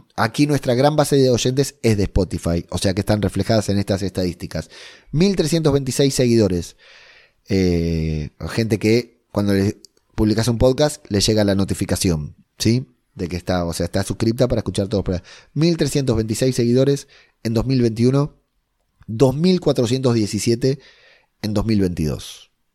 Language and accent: Spanish; Spain; mi tierra querida